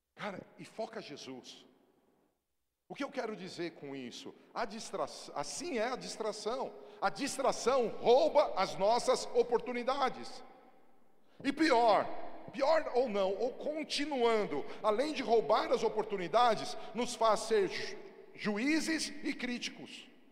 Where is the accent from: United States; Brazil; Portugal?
Brazil; eu sou brasileiro até a tampa